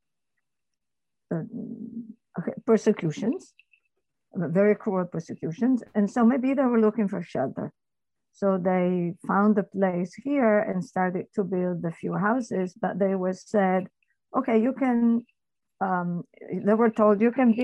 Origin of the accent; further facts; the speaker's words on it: Turin, Piedmont, Italy; moved away as an adult; now in Torri Superiore, Italy; It was in Torino, which is my hometown